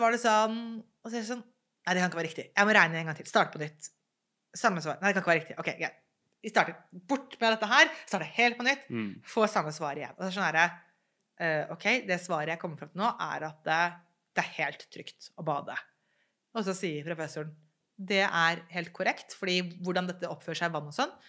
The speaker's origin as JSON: {"language": "Norwegian", "country": "Norway", "tie": "born or raised there", "said": "jeg er jo født og oppvokst i Norge"}